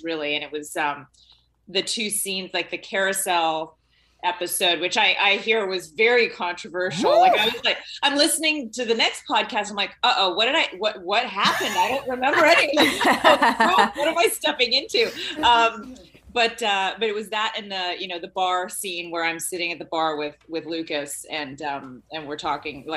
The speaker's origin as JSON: {"language": "English", "country": "Canada", "tie": "born or raised there", "said": "growing up in Canada"}